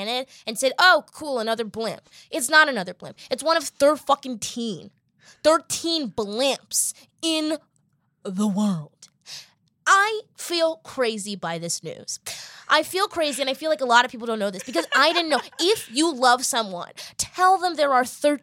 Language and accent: English; Boston, Massachusetts, United States; I'm from Boston